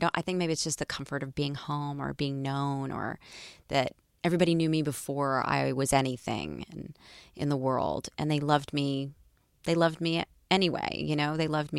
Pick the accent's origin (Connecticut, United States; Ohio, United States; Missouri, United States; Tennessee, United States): Tennessee, United States; Nashville; moved away; I also feel really free in my hometown, Nashville, Tennessee.